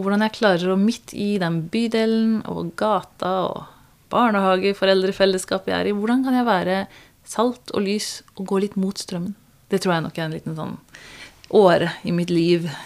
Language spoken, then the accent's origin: Norwegian; Kristiansand, Agder, Norway; also born or lived in Tanzania; jeg er fra Kristiansand. Jeg er egentlig misjonærbarn, oppvokst i Tanzania. Og så kom jeg hit da jeg var syv år. Og vokste opp på Tinnaia Hannevikåsen på andre sida av byen